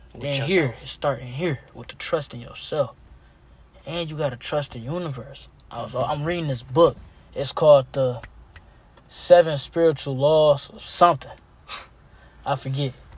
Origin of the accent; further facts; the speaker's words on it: Detroit, Michigan, United States; We in Detroit.